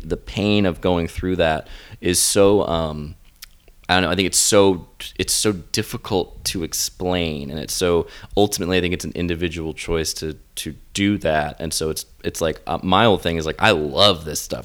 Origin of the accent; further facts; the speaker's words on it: the South, United States; I'm from the South